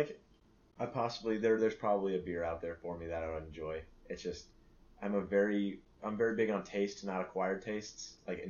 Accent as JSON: {"language": "English", "country": "United States", "said": "I'm Japanese, a quarter. And I'm also from America"}